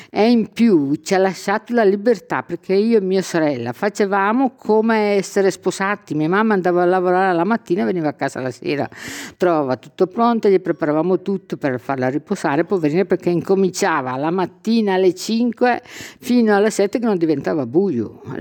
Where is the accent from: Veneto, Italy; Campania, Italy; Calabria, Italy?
Calabria, Italy; Marina di Gioiosa Ionica; Io vengo dalla Calabria.